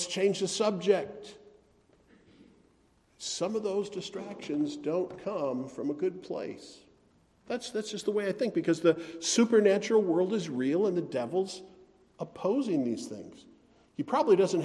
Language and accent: English; Wisconsin, United States; I grew up in Wisconsin